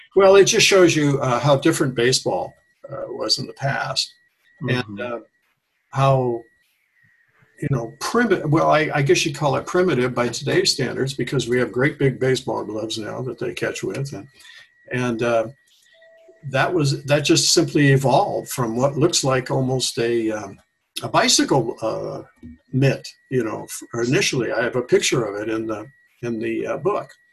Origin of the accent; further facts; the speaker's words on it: Tacoma, Washington, United States; moved away as an adult; also born or lived in Issaquah, Washington; now in Ashland, United States; I was born in Tacoma, Washington